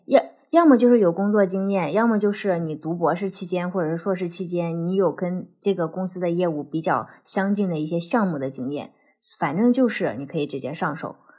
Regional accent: China; moved away as an adult; now in United States; 你们中国学生

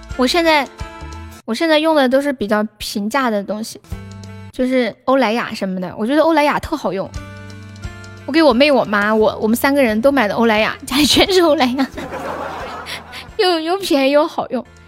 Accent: Sichuan, China; accent: Sichuanese; 用我们四川话说

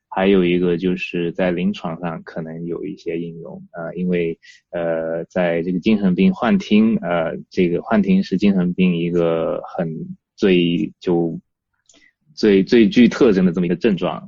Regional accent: southern China, China; moved away as an adult; now in United Kingdom; 因为我是南方人嘛，然后那个就小时候热，热惯了

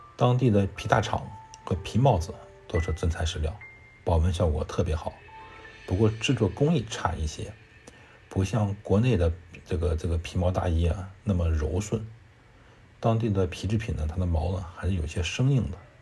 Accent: Heilongjiang, China; moved away; 我老家是黑龙江的

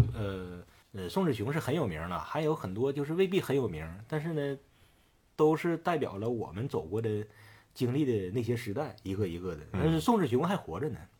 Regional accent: Northeast China, China; 地道战汤司令，那个那个还是咱们东北人啊？

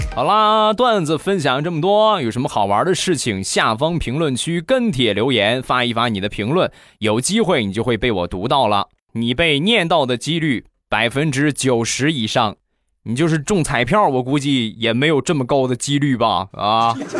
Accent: Rizhao, Shandong, China; 日照绿茶，我们家乡的特产

